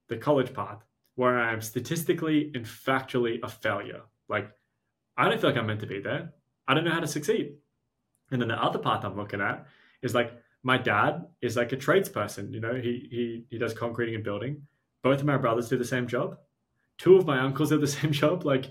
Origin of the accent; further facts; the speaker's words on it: Australia; we're Australian